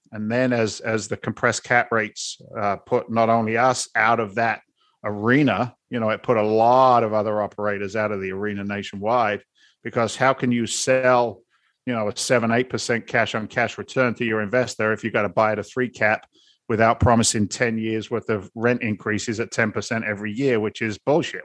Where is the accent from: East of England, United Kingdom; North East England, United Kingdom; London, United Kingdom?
London, United Kingdom; now in Boston, United States; I'm an immigrant from London, England. And now I live in Boston. You put that accent together